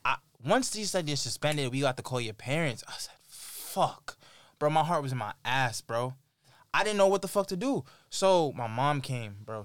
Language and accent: English; New York, United States; as a New Yorker